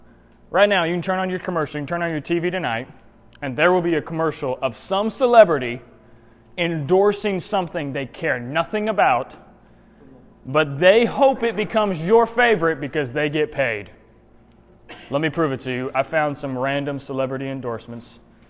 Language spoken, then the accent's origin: English; Indiana, United States; moved away; also born or lived in Florida / North Carolina; I grew up in Indiana. I have lived in Florida and North Carolina. I've never lived in Alabama.